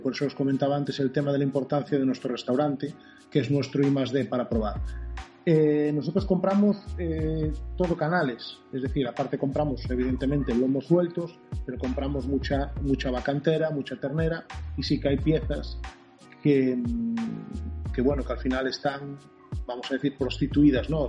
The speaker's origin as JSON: {"language": "Spanish", "town": "Narón", "region": "Galicia", "country": "Spain", "said": "yo soy de Narón, Ferrol Narón"}